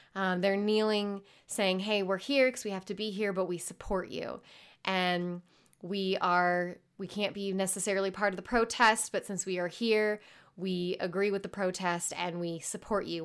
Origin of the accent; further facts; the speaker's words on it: Carmel, Indiana, United States; I grew up in Indianapolis, Indiana, uh, more specifically Carmel, Indiana.